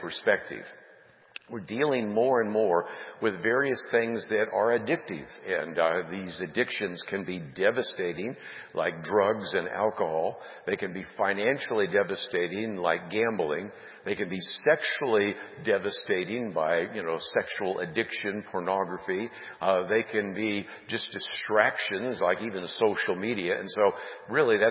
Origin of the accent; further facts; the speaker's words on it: San Francisco Bay Area, California, United States; Those of us growing up in the San Francisco Bay Area